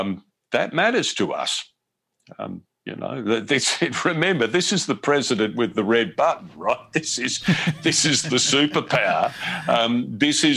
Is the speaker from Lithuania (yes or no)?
no; Australia; moved away as an adult; now in United States